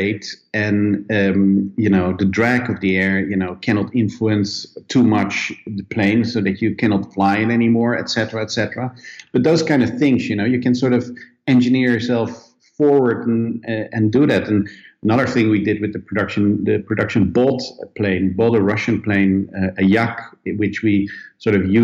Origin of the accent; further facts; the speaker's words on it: Netherlands; moved away; also born or lived in Sweden; I come originally from Holland